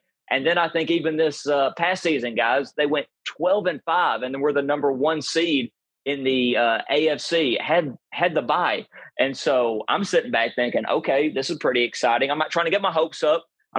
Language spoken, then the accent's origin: English; Tennessee, United States; moved away; because of my accent, I'm from Tennessee, grew up a huge Tennessee Titans fan.